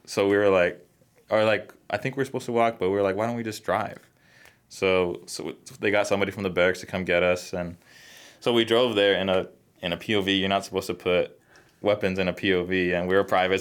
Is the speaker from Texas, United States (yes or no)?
yes; Texas, United States; moved away as an adult; also born or lived in Colorado; I was in Colorado, but I'm originally from Texas. So we moved back to Texas